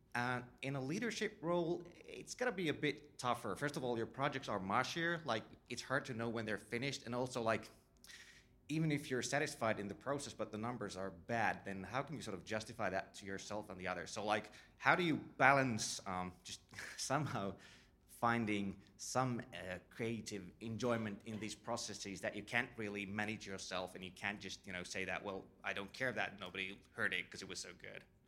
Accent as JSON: {"language": "English", "country": "Finland", "said": "I come from Finland, and we set up a small production company a couple of years back"}